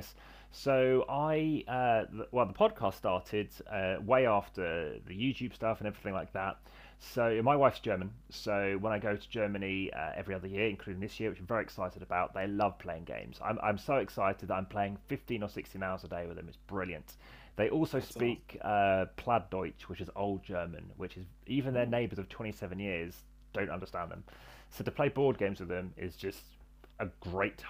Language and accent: English; England, United Kingdom; I'm from England.